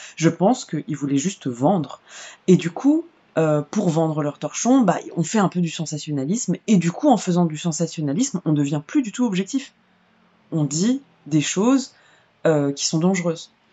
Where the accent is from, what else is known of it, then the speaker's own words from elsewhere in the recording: Vitry-sur-Seine, Île-de-France, France; J'ai grandi à Vitry-sur-Seine euh, et dans d'autres banlieues